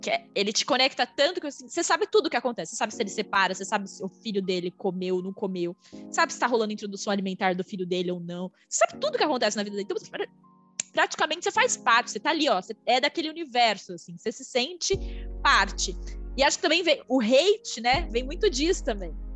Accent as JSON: {"language": "Portuguese", "region": "interior of São Paulo state", "country": "Brazil", "moved": "yes", "said": "Eu sou uma menina que vim do interior de São Paulo, não sou uma menina de São Paulo"}